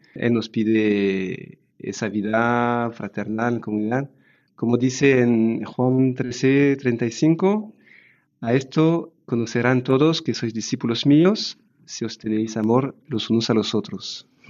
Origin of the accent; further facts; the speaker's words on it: France; Spanish is a second language; moved away as an adult; now in Zaragoza, Spain; Somos una familia francesa